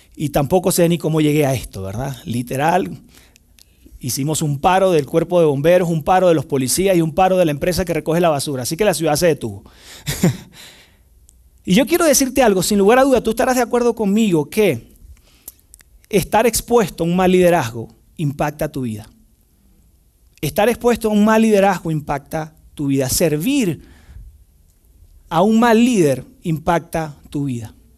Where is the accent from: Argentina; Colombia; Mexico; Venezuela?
Venezuela; moved away; trabajé en el cuerpo de bomberos en mi país, en Venezuela, es el país donde nací